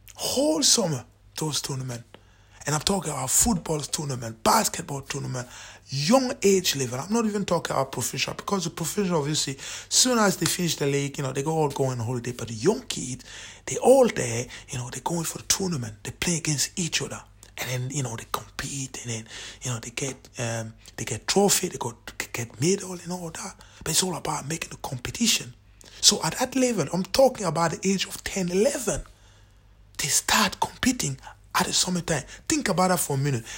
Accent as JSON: {"language": "English", "country": "Cameroon", "moved": "yes", "lives_now": "Scotland, United Kingdom", "said": "I'm from Cameroon"}